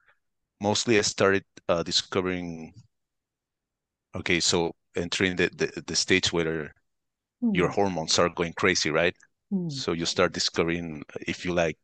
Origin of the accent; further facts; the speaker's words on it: Santiago, Santiago Metropolitan Region, Chile; first language Spanish; English is a second language; I'm from Chile, Santiago. This is in South America. So my native language is Spanish.